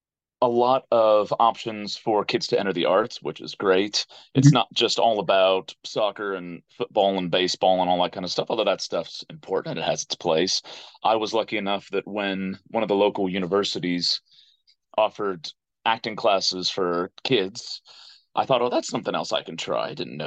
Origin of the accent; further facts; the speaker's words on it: Springfield, Ohio, United States; moved away as an adult; now in United Kingdom; So I'm originally from Springfield, Ohio. There's like a Springfield in every state. I got caught in the one in Ohio, which was great place to grow up, and like an awful lot of places in the States, it was kind of very sports heavy town